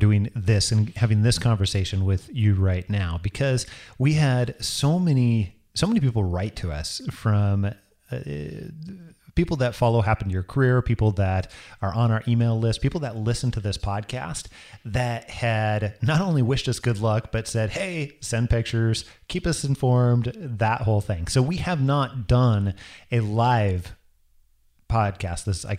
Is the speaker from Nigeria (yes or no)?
no; Idaho, United States; I'm originally from Northern Idaho.